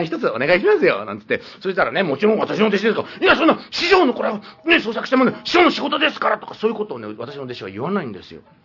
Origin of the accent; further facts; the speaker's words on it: Niigata, Japan; also born or lived in Arakawa, Tokyo; now in Tokyo, Japan; 新潟県の生まれで現在荒川区在住のこの私が